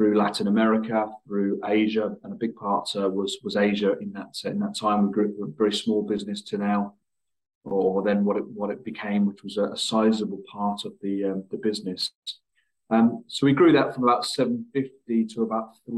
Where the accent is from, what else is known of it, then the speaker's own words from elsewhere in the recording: Luton, East of England, United Kingdom; my hometown club, which was a club called Luton Town